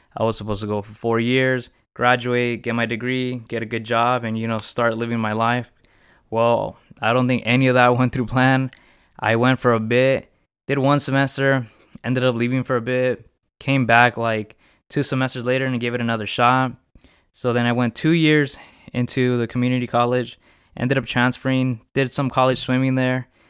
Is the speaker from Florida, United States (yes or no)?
no; Riverside, California, United States; I'm from California. Um, I was raised in Riverside. I, yeah, I basically grew up my whole life in Riverside